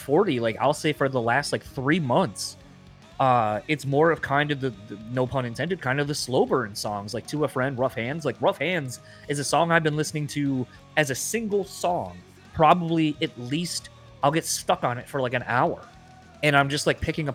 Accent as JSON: {"language": "English", "town": "Kalamazoo", "region": "Michigan", "country": "United States", "tie": "born or raised there", "moved": "yes", "said": "growing up in Kalamazoo, Michigan, this tiny little fucking city"}